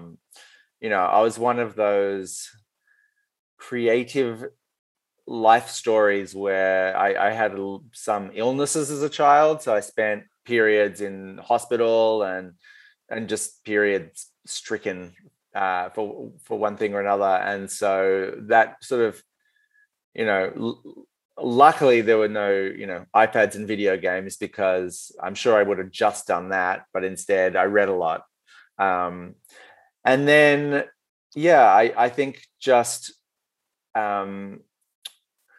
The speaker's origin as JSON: {"language": "English", "country": "Australia", "said": "male Australian writer"}